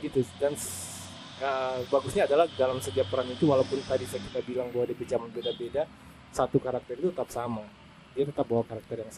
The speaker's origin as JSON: {"language": "Indonesian", "town": "Bitung", "region": "North Sulawesi", "country": "Indonesia", "tie": "born or raised there", "said": "di Bitung tapi kita merasa bahwa kita punya identitas Tensia itu seolah-olah hilang hanya gara-gara"}